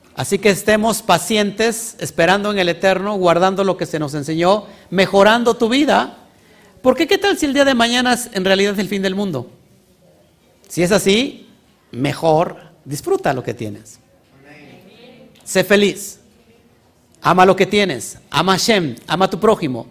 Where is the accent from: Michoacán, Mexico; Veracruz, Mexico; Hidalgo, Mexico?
Veracruz, Mexico; Orizaba Valley; Somos del estado de Veracruz, del Valle de Orizaba, el Valle Profético.